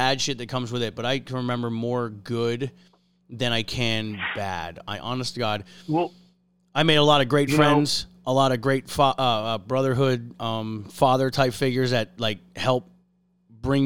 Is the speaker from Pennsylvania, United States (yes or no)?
yes; Harveys Lake, Pennsylvania, United States; also born or lived in Oklahoma / Iraq; I grew up in Pennsylvania. I live in Pennsylvania